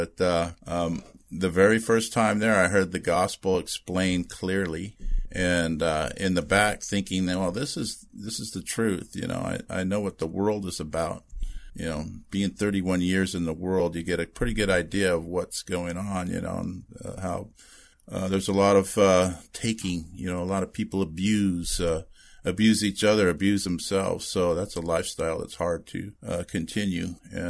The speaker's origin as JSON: {"language": "English", "town": "Redondo Beach", "region": "California", "country": "United States", "tie": "born or raised there", "said": "Born and raised and been here all my life. Yeah. I was born in the Valley, which if you're here, that's north of Los Angeles. And then we quickly, moved to the Redondo area."}